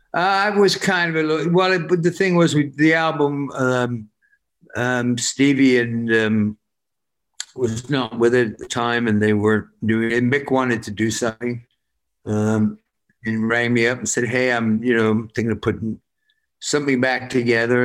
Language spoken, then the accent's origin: English; Worcester, West Midlands, United Kingdom; I'm I'm from Worcester